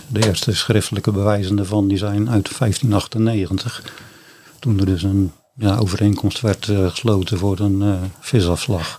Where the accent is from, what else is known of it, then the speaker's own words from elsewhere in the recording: Middelharnis, South Holland, Netherlands; also born or lived in Ouddorp; geboren en getogen in uh, Middelharnis